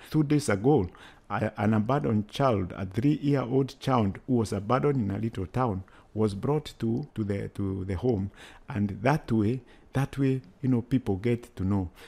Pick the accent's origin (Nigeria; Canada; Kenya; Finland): Kenya; moved away as an adult; now in United States; I come from Kenya